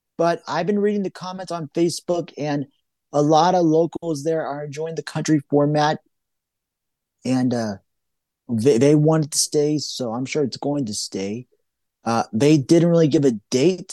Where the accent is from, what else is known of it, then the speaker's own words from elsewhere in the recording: Johnstown, Pennsylvania, United States; moved away; my hometown, Johnstown